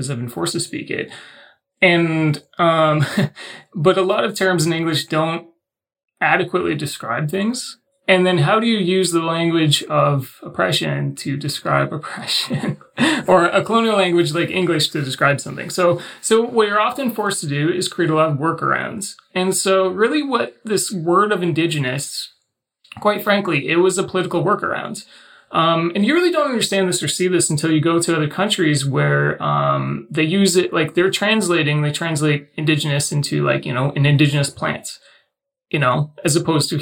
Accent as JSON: {"language": "English", "country": "Canada"}